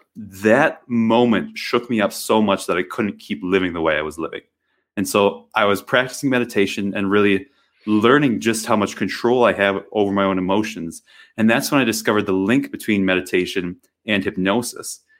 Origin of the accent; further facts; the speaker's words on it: Wisconsin, United States; moved away; I grew up in Wisconsin, of all places, and it was very rural